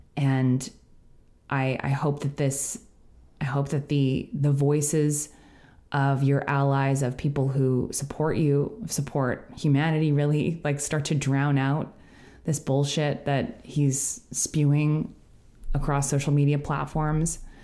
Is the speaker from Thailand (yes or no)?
no; Canada; as a Canadian